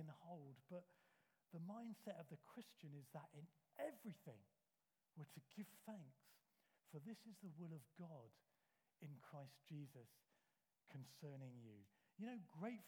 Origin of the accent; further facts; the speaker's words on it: United Kingdom; We're British.